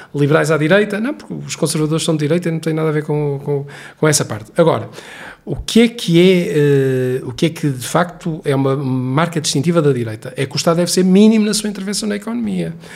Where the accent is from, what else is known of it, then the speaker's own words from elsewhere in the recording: Viana do Castelo, Portugal; eu sou recenseado em Viana do Castelo, porque é a minha terra onde eu nasci e onde vivi grande parte da minha vida.